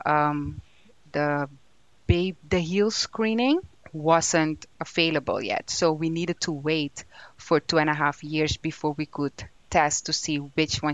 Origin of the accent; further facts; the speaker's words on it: Suriname; moved away; I'm from Suriname, which is in South America, the most beautiful country in South America